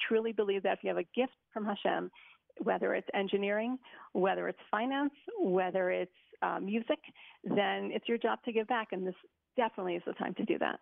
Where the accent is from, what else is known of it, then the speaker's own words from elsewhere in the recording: Montreal, Quebec, Canada; now in Israel; Originally from Montreal